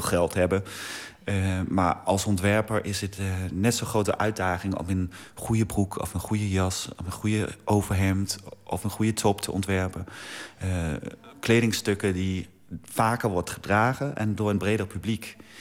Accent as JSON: {"language": "Dutch", "country": "Denmark", "moved": "yes", "said": "mijn vaderland"}